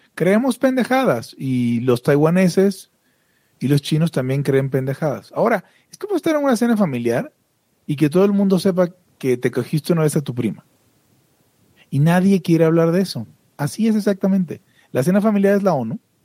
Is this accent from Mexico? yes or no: yes; Mexico; como los mexas